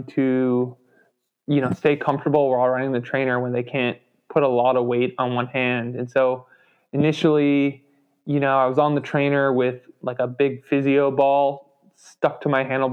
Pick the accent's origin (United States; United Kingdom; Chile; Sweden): United States; Chicago, Illinois; now in Asheville, United States; I grew up around Chicago and grew up ice skating